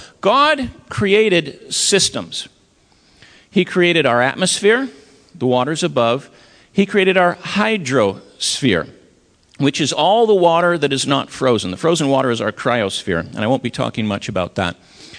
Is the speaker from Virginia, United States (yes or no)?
no; Maine, United States; I'm from Maine, and when I give this talk in northern New England